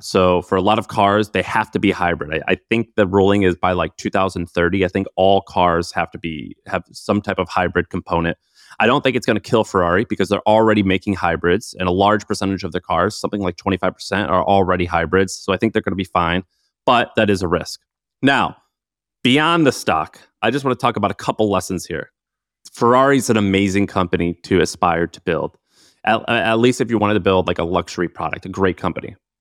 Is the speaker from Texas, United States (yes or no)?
no; St. Louis, Missouri, United States; I grew up in Saint Louis.